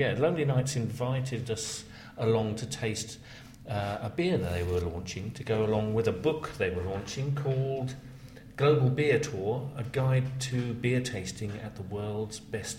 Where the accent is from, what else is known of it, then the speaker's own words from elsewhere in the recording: London, United Kingdom; as a Londoner